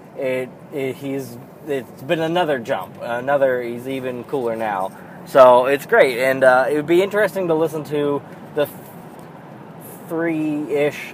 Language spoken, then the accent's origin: English; United States; I fucking think of myself as a goddamned American